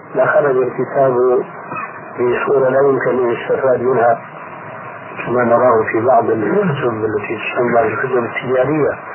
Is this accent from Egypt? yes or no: yes; Egypt; عندنا في مصر